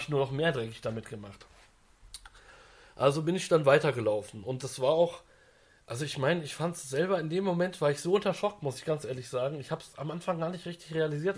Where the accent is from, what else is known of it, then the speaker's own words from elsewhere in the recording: Frankfurt am Main, Hesse, Germany; ich komme ja aus Frankfurt am Main